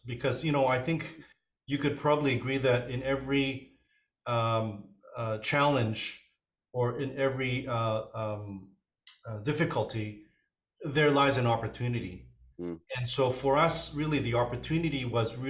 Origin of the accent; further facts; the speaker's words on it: Vancouver, British Columbia, Canada; also born or lived in Hong Kong; I was born in Hong Kong, came to Canada